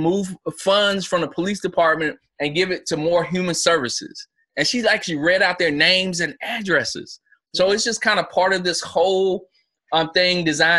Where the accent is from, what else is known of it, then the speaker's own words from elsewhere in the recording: South Carolina, United States; You know, my home state is South Carolina.